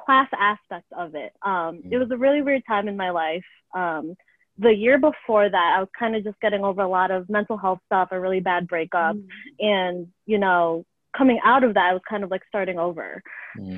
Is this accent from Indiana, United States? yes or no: no; Lake in the Hills, Illinois, United States; also born or lived in Chicago; I grew up in Lake in the Hills, which is a northwest suburb about an hour and a half out of Chicago.